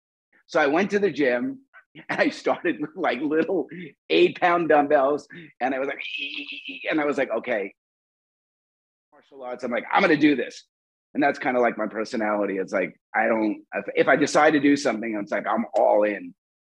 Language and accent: English; New York, United States; now in Los Angeles, United States; Like in New York, I came from New York, so it was, didn't say.